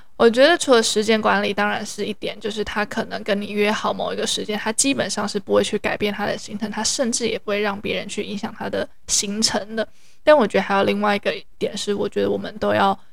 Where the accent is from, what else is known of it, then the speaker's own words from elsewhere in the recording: Taiwan; 我有是来自台湾